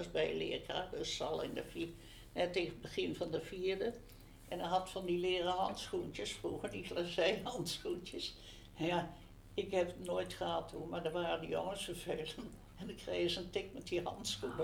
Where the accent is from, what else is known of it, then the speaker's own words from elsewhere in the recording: Utrecht, Netherlands; Ik ben geboren in de Vijgenboomstraat in 1931